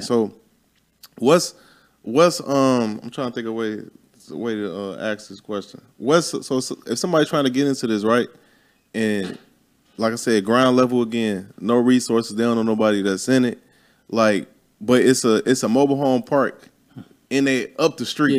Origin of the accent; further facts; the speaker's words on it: Chicago, Illinois, United States; moved away; I'm from Chicago.